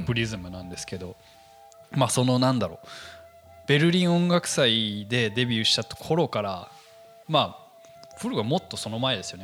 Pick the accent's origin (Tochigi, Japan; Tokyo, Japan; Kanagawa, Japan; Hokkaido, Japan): Tokyo, Japan; also born or lived in United States; 出身はですね、アメリカで、えー、まあ、東京育ちかな